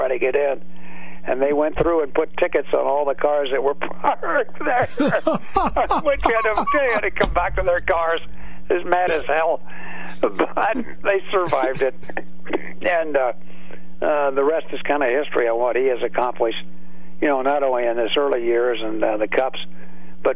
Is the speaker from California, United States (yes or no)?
yes; California, United States; now in Pittsburgh, United States; I grew up in California